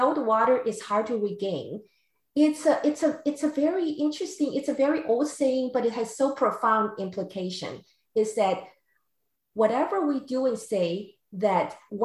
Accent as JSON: {"language": "English", "country": "Taiwan", "tie": "born or raised there", "moved": "yes", "lives_now": "San Diego, United States", "said": "I grew up in Taiwan."}